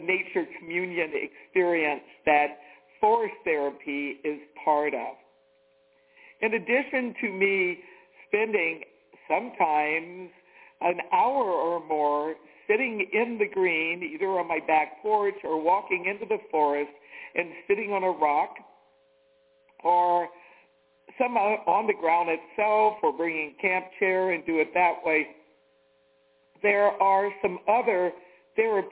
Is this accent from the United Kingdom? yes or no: no; the South, United States; moved away; I'm from the South